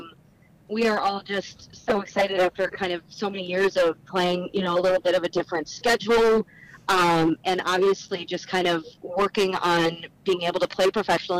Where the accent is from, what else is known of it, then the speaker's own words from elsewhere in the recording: St. Paul, Minnesota, United States; I grew up in St. Paul, so I've spent a lot of my life here